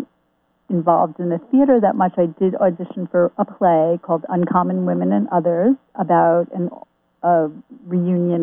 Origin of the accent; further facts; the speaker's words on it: Long Island, New York, United States; moved away as an adult; also born or lived in Boston; I'm from Long Island originally. That's where I grew up